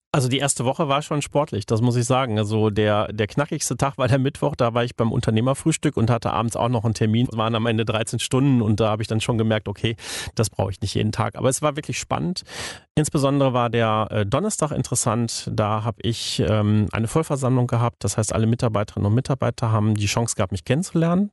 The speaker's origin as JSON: {"language": "German", "area": "the Hamm region", "region": "North Rhine-Westphalia", "country": "Germany", "said": "ich komme ja hier aus der Region"}